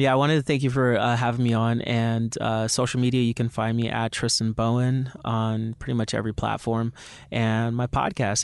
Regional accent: Jamaica; I'm Jamaican

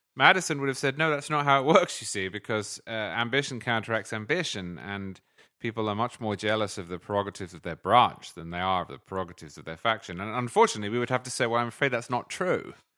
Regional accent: United Kingdom; also born or lived in England; now in United States; as a Brit who grew up in a parliamentary system

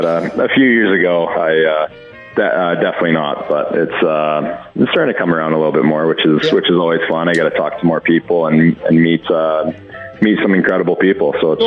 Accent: Edmonton, Alberta, Canada; I grew up in Edmonton and watching the Edmonton Oilers play my whole life.

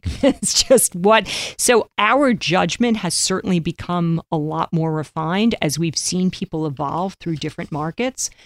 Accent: New York, United States; growing up in New York

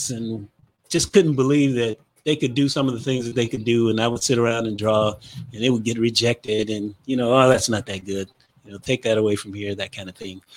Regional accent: Gary, Indiana, United States; I'm from Gary, Indiana, as we said before. Mm-hmm. There weren't a lot of artists when I was growing up there

